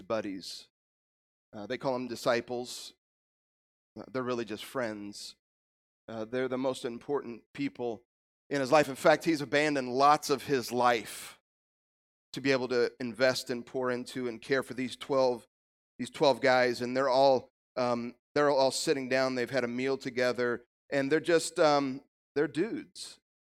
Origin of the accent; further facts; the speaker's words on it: Illinois, United States; moved away as an adult; also born or lived in Kansas; God called us back to my home state of Illinois